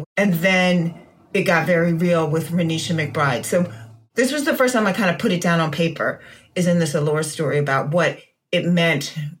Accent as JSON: {"language": "English", "town": "Washington", "region": "District of Columbia", "country": "United States", "tie": "born or raised there", "said": "I have my own stories about growing up in Chocolate City and being a Black girl that looked not Black with blonde hair"}